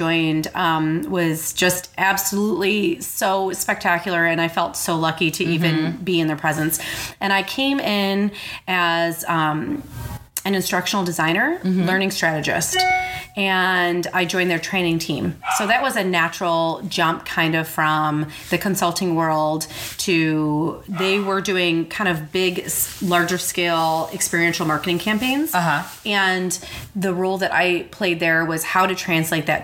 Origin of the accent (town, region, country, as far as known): suburbs of Chicago, Illinois, United States; born or raised there; moved away as an adult